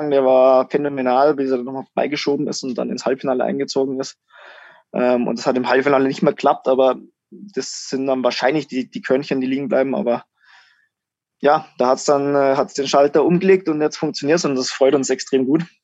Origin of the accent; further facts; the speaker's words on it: Germany; wir hatten als Deutsche schon sehr gute Rennen.